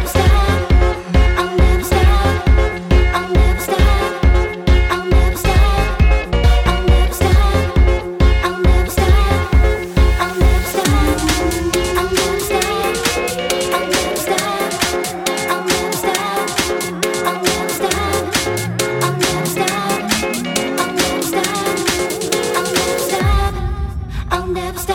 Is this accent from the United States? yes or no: no; Southampton, South East England, United Kingdom; moved away as an adult; also born or lived in Northampton; now in Brisbane, Australia; I'm from Southampton originally, and I lived in Northampton for a while.